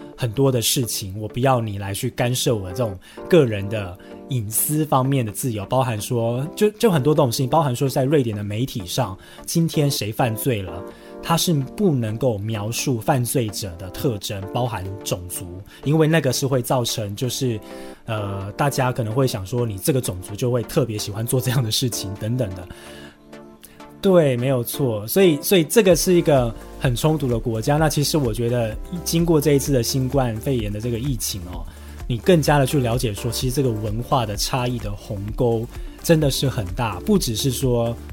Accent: Taiwan; now in Sweden; 住的比我久的一些台湾的侨胞

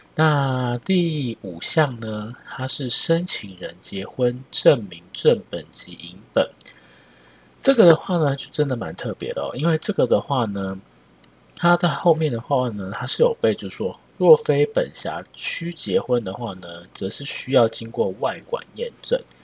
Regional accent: Taiwan; 我们是台湾人

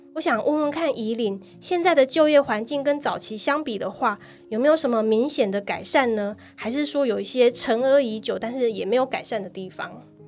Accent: Kaohsiung, Taiwan; 我自己是在高雄长大的

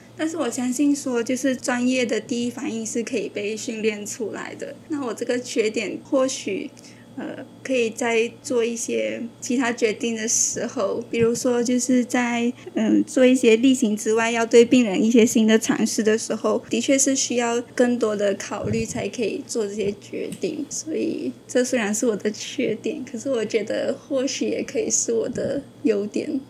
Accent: Malaysia; moved away as an adult; now in Taiwan; 我来自马来西亚

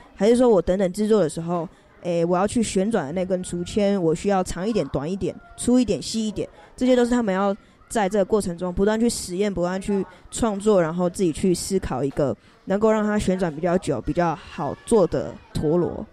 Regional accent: Taiwan; 然后我是来自离山新疆部落，然后那是我爸爸的部落，我妈的部落是高雄纳马夏的玛雅村。

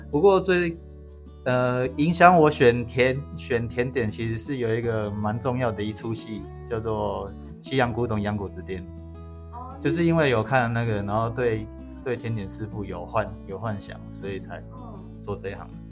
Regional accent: Sanchong, New Taipei, Taiwan; also born or lived in Xinzhuang; 我从小是在三重长大，可是很靠近新庄，所以我国高中都是念恒义中学

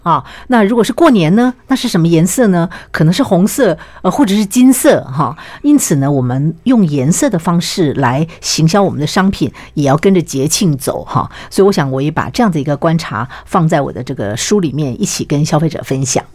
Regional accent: Taiwan; 我们台湾人

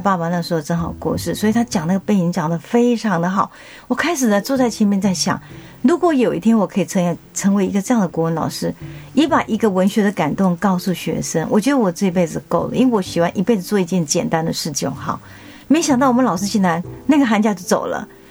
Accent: Taichung, Taiwan; moved away as an adult; also born or lived in Taipei; now in Tainan, Taiwan; 我在台中女中长大

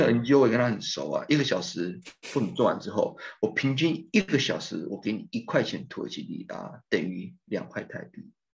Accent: Taiwan; now in Turkey; 我这个 course culture background，我来自于台湾

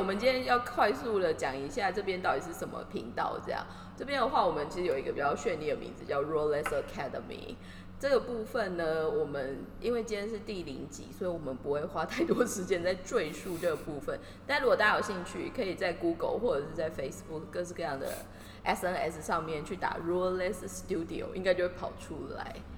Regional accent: Taiwan; now in Tokyo, Japan; 其实我们两个都在东京， 然后其实我们都是台湾人

